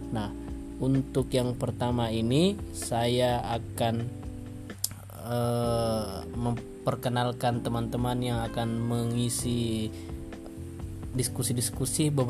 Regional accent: Makassar, South Sulawesi, Indonesia; Salam kenal … Saya dari Makassar dan podcast ini adalah podcast yang saya buat

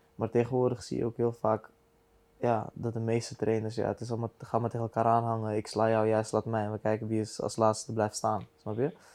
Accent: The Hague, South Holland, Netherlands; Ik kom van de Hofstad

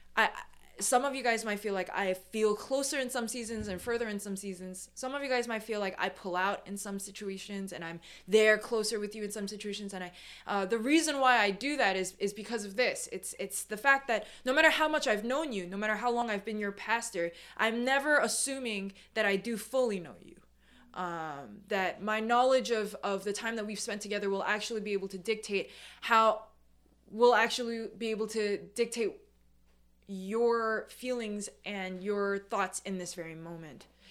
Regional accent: New York City, New York, United States; I'm second gen, I'm born and raised in New York. The first thing that you'll notice about me is that I'm a New Yorker

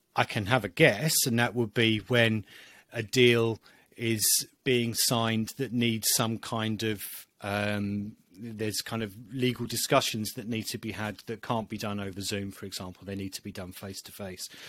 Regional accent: United Kingdom; being British

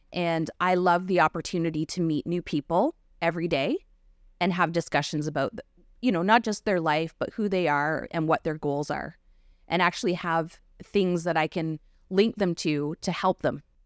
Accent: Kettle and Stony Point First Nation, Ontario, Canada; also born or lived in London, Ontario / North Bay, Ontario / Kenora, Ontario; now in Kincardine, Canada; I grew up in Kettle and Stony Point, First Nation

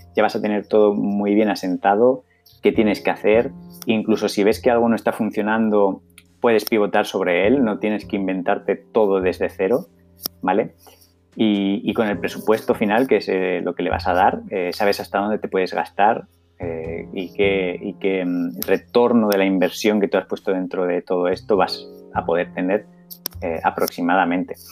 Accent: Zaragoza, Aragon, Spain; en Zaragoza, en mi tierra

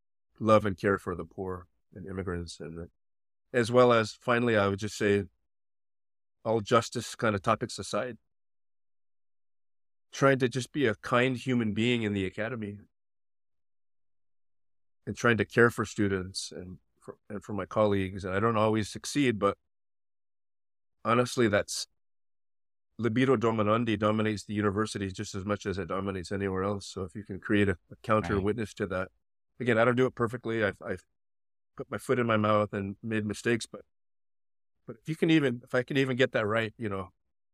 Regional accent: Los Angeles, California, United States; I was born in East Los Angeles, but I was raised in the suburbs of Los Angeles in the 70s and 80s

